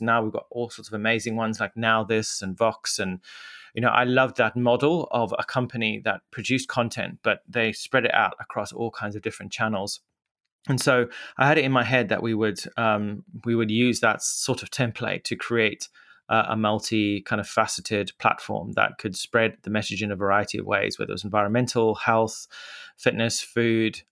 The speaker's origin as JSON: {"language": "English", "town": "Mutare", "region": "Manicaland", "country": "Zimbabwe", "tie": "born or raised there", "accent": "Zimbabwean", "moved": "as an adult", "lives_now": "London, United Kingdom", "said": "I grew up in Zimbabwe, which is a small country, landlocked country in southern Africa"}